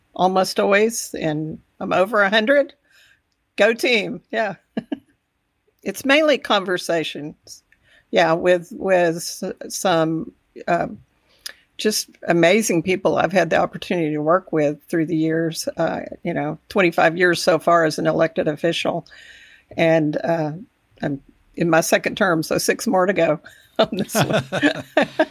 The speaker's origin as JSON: {"language": "English", "region": "Texas Panhandle", "country": "United States", "tie": "born or raised there", "also_born_or_lived": "Amarillo, Texas", "said": "I grew up in the Panhandle about an hour away"}